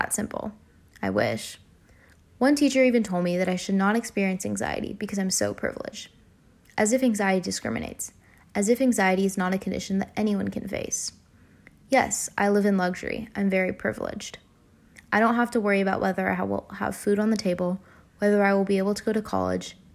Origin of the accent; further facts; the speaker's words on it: United States; As an Indian American